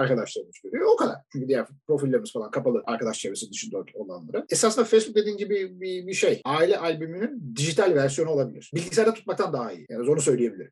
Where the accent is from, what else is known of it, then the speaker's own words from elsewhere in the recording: Turkey; biz Türk'üz.